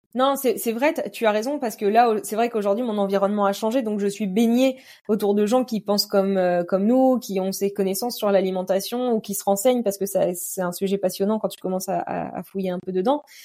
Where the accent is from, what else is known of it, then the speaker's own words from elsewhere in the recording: Normandy, France; je suis de Normandie